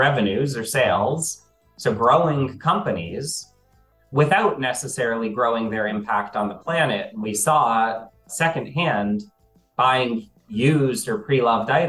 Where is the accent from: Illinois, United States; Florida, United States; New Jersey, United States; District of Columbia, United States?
District of Columbia, United States; D.C.; when I was growing up outside of Washington, D.C.